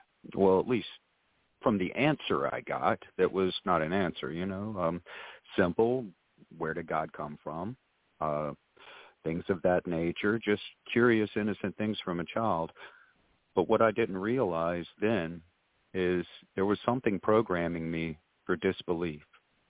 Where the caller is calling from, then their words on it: Georgetown, South Carolina, United States; I am calling you from Georgetown, South Carolina.